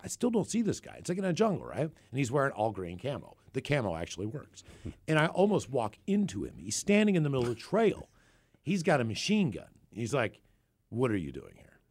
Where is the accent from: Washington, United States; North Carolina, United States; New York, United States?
Washington, United States; Seattle; I'm from Seattle.